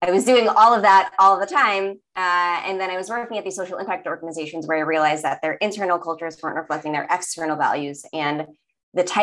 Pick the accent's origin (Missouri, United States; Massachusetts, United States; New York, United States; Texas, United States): New York, United States; New York City; accent: Staten Island; I was born in Staten Island and I grew up in New York, so I can really throw on like my Staten Island accent